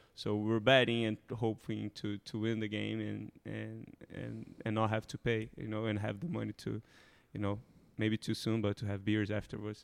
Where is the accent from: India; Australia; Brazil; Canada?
Brazil; Rio de Janeiro; moved away; Rio, my hometown